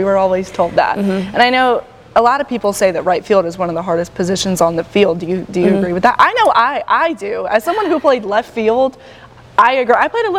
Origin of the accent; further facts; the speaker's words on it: Charlotte, North Carolina, United States; you're from Charlotte like I am